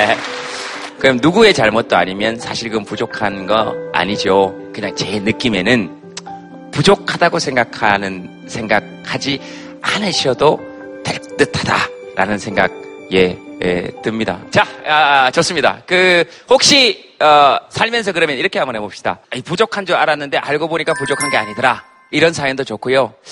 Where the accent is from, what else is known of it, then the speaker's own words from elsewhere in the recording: Yeongcheon, North Gyeongsang, South Korea; 제 고향이 영천입니다.